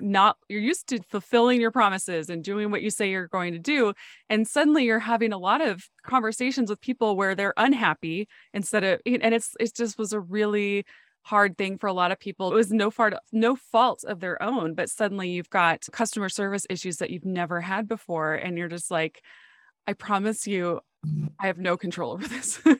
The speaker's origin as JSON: {"language": "English", "region": "North Dakota", "country": "United States", "tie": "born or raised there", "moved": "yes", "said": "I grew up in North Dakota"}